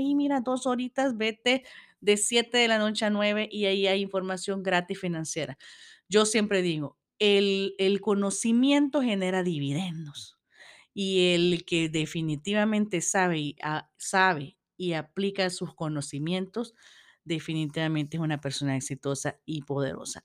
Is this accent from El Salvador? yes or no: yes; El Salvador; desde mi país, yo soy del Salvador